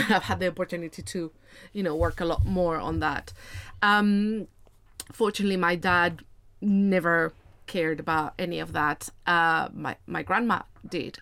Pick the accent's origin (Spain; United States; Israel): Spain; moved away; I am originally from Spain. I grew up in a smaller city of around a hundred and forty thousand people